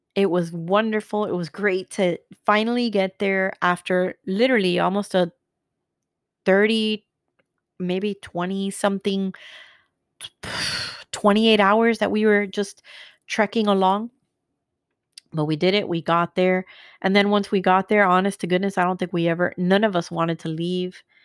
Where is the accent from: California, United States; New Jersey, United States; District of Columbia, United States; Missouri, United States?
New Jersey, United States; now in Florida, United States; We're going back to my hometown," "We're going to Jersey